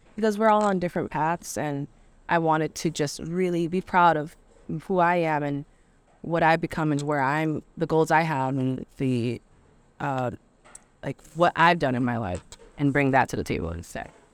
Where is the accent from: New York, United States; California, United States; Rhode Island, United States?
Rhode Island, United States; Providence; I'm from Providence, so I never really got out and saw anything outside of Providence